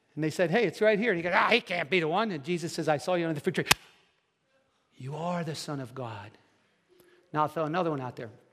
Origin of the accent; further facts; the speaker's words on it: New Jersey, United States; also born or lived in Dallas, Texas / Deptford, New Jersey; I'm from New Jersey